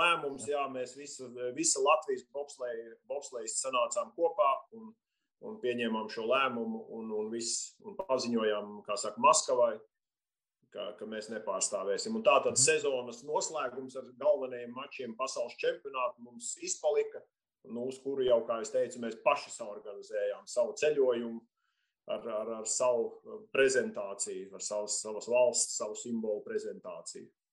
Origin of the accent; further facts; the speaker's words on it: Latvia; mēs neesam krievi no PSRS, mēs esam latvieši